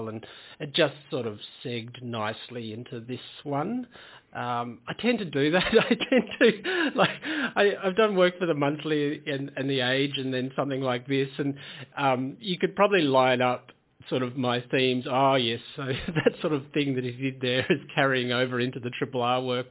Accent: Tasmania, Australia; Yeah, I grew up in Tasmania. I grew up in a small farming town

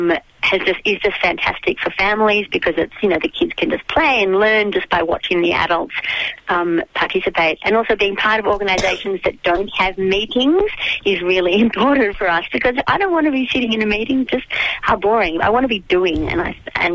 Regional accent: Melbourne, Victoria, Australia; moved away as an adult; now in Daylesford, Australia; I grew up in Melbourne

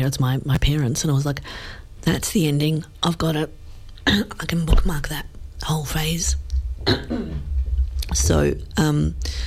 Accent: Australia; we grew up in Australia without any family

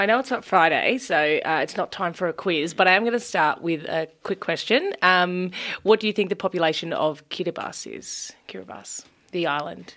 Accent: Bacchus Marsh, Victoria, Australia; I'm from also from Bacchus Marsh

